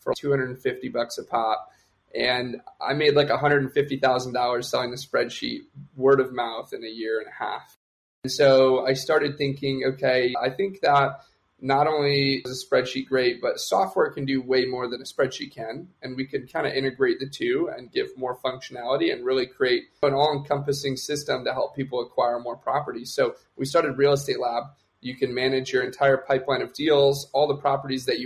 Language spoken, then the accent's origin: English; Detroit, Michigan, United States; moved away; also born or lived in Austin; I like helping people back in my hometown, back in Detroit